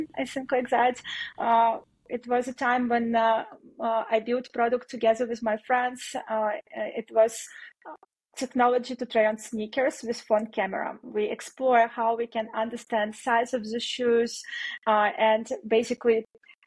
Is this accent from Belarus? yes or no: yes; Belarus; moved away; I'm originally from Belarus, and my team was also based in Belarus.